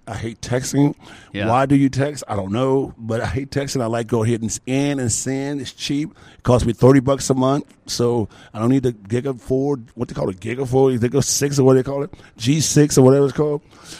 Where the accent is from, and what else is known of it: Philippines